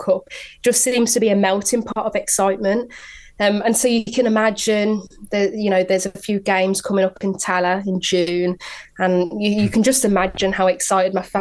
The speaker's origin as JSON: {"language": "English", "town": "Birmingham", "region": "West Midlands", "country": "United Kingdom", "tie": "born or raised there", "said": "There's a big Irish community in Birmingham where I grew up"}